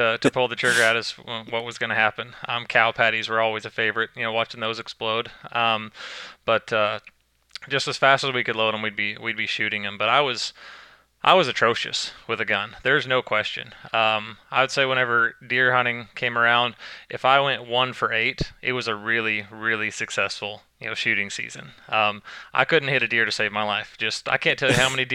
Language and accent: English; Leedey, Oklahoma, United States; I grew up in Leedy, Oklahoma